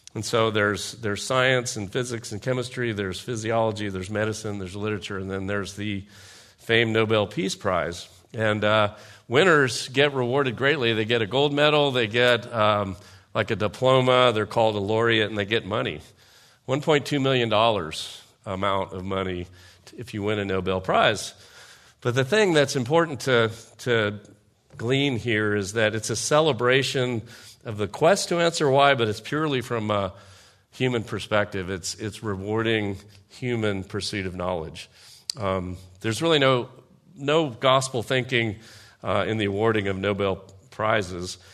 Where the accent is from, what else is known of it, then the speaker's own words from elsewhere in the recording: United States; I'm a patriot, I'm an American, I served in the military